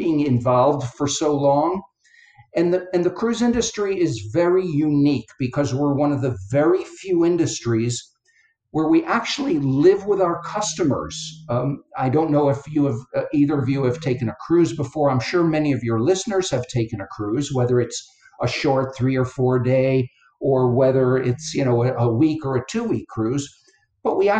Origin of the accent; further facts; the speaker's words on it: Connecticut, United States; now in Florida, United States; I live in Florida now, but I grew up in Connecticut, which is in between New York and Boston